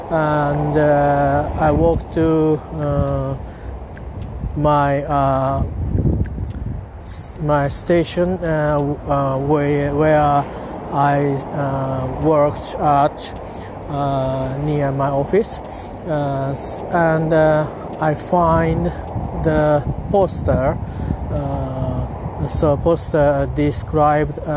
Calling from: Japan; English is a second language; I'm talking from Japan. I'm at uh, near my local train station.

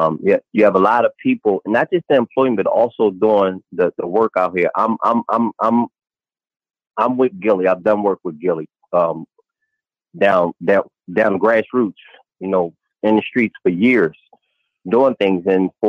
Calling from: Philadelphia, Pennsylvania, United States; I'm calling from Philadelphia.

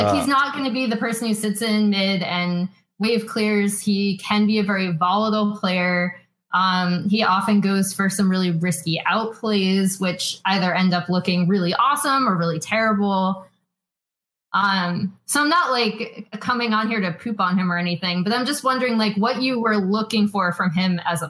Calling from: Los Angeles, California, United States; Los Angeles, California.

